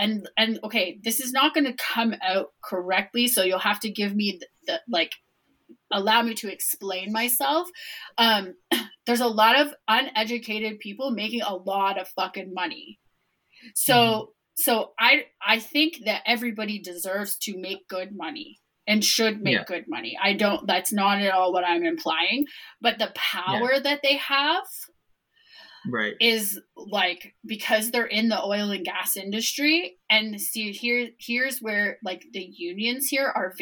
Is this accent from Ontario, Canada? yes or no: yes; Toronto, Ontario, Canada; I was born in Toronto